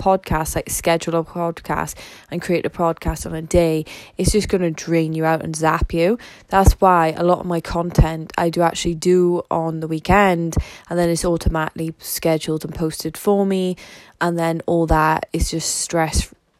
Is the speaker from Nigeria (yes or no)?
no; the Valleys, South Wales, United Kingdom; I'm from South Wales, the valleys